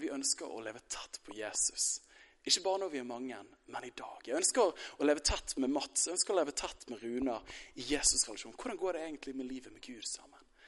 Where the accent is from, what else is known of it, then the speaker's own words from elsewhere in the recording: Bærum, Akershus, Norway; Jeg er fra Bærum